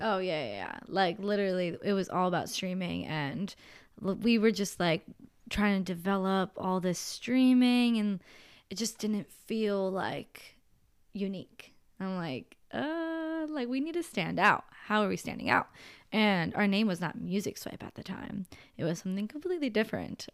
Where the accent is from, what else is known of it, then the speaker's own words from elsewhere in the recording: Pennsylvania, United States; moved away as an adult; also born or lived in Los Angeles; we're from Pennsylvania.